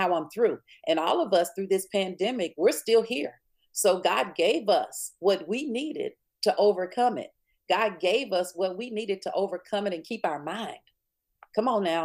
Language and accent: English; Springhill, Louisiana, United States; growing up in Spring Hill, Louisiana